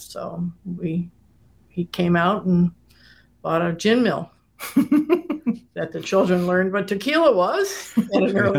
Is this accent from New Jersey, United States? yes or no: no; Saratoga Springs, New York, United States; my hometown, Saratoga, and which is a very seasonal place.